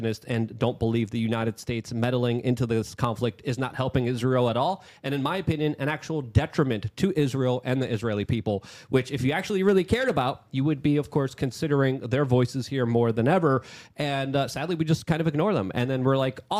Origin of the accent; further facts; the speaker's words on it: Poland; moved away; because I'm from Poland